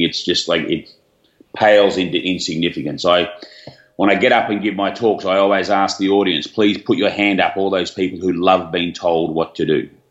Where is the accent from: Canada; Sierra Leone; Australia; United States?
Australia; high school down here in Australia, as you can probably tell where I'm from with my accent.